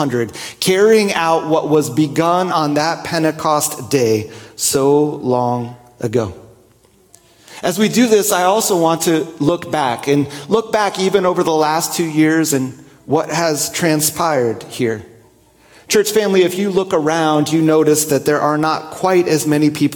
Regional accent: New Jersey, United States; Growing up in New Jersey, I would often go to little pizzerias

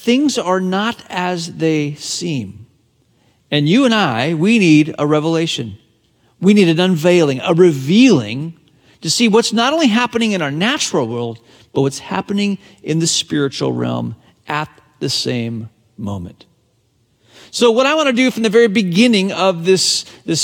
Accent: Hong Kong; the British colony of Hong Kong, my hometown

